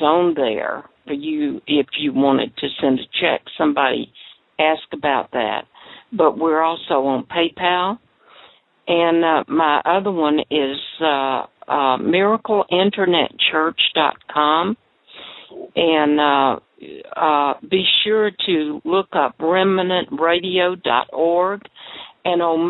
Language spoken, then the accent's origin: English; Jacksonville, Florida, United States; I'm from Jacksonville, too